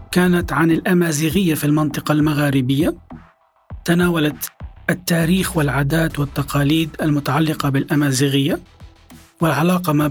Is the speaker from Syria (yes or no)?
yes; Syria; أنا كسوري